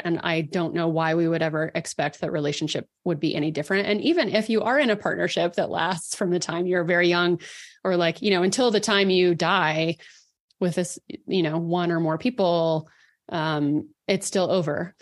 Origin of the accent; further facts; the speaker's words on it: Dallas, Texas, United States; moved away as an adult; also born or lived in Colorado; I grew up in Dallas